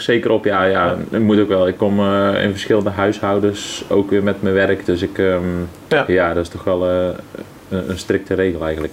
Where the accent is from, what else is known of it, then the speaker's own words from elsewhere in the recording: 's-Hertogenbosch, North Brabant, Netherlands; accent: Brabant; Uiteindelijk ga je het echt wel horen dat ik uit Brabant kom, dan dan niet uit bos. Ja. Maar ja, ik, ik altijd echt gewoon een bossenaar geweest